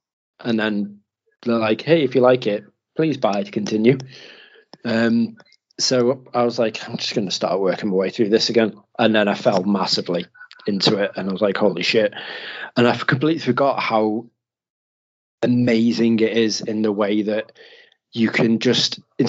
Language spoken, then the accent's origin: English; Mauritius; I'm actually from Mauritius and it's beautiful. So tropical.